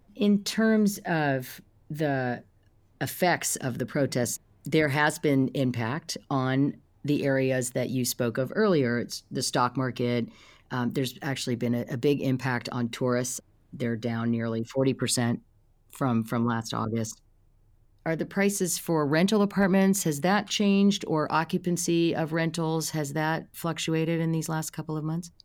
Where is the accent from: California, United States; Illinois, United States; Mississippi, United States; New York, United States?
California, United States; Silicon Valley; I come from Silicon Valley